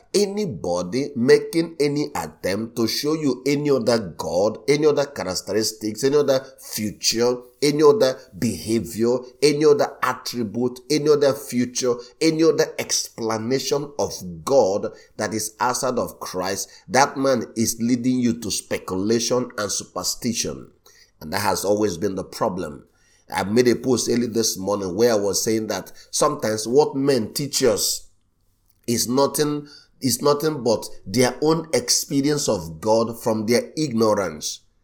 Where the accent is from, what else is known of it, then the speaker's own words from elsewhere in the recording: Nigeria; I was born in Nigeria just like him